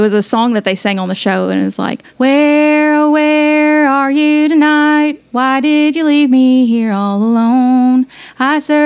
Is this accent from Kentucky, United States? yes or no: yes; Kentucky, United States; I'm from Kentucky